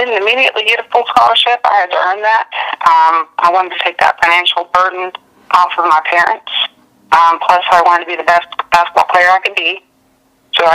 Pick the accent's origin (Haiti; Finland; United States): United States; Ripley, West Virginia; moved away as an adult; I would always brag about my hometown